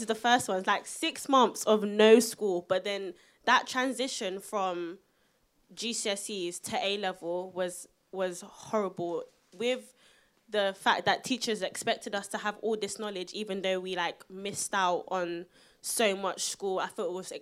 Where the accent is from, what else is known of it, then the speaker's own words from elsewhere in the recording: London, United Kingdom; I'm from South London